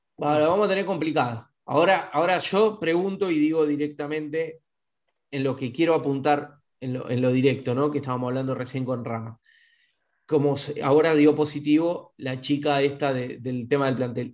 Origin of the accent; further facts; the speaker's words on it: Argentina; somos, somos este, argentinos